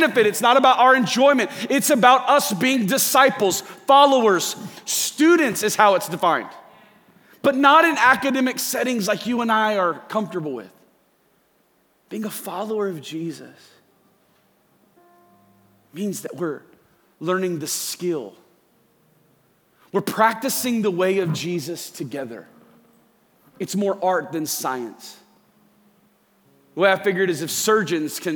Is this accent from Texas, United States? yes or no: no; Central Florida, United States; I grew up in Central Florida. I'm a Disney kid. I grew up about 10 minutes away from SeaWorld, grew up about 15 minutes away from Disney